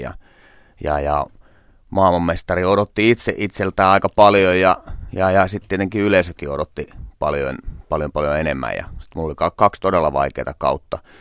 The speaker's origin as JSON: {"language": "Finnish", "town": "Tornio", "region": "Lapland", "country": "Finland", "tie": "born or raised there", "moved": "yes", "said": "mä käyn tornios kotipuolessa"}